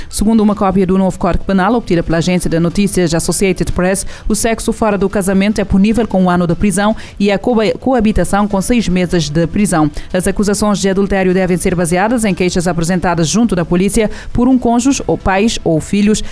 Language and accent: Portuguese; Angola; como angolano